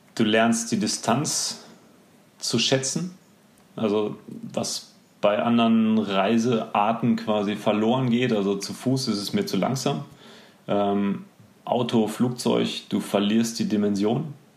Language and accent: German; near Dortmund, North Rhine-Westphalia, Germany; ich bin in der Nähe von Dortmund geboren